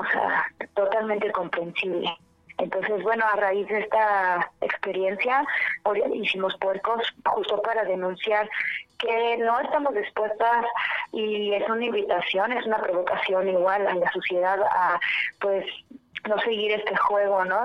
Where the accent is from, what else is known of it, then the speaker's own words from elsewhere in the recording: Guanajuato, Mexico; Somos de Guanajuato, de Puerto Guanajuato